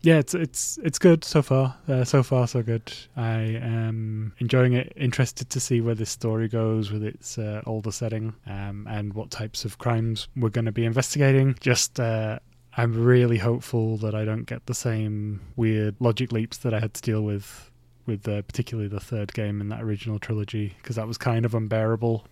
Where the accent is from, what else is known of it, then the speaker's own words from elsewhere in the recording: Bradford, Yorkshire and the Humber, United Kingdom; my hometown city, uh, Bradford City